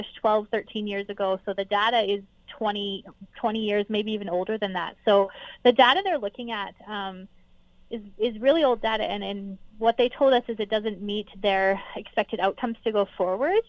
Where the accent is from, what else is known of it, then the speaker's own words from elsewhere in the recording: Alberta, Canada; As a Canadian and an Albertan